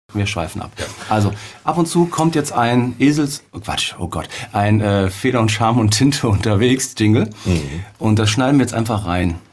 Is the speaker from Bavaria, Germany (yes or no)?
no; Cologne, North Rhine-Westphalia, Germany; bei uns in Köln